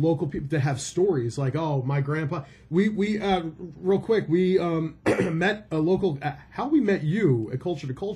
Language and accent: English; Philadelphia, Pennsylvania, United States; moved away; I'm from Philly